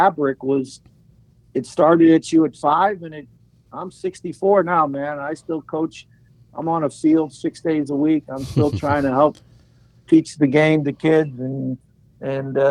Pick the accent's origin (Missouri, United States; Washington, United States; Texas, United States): Missouri, United States; St. Louis; now in California, United States; growing up in St. Louis.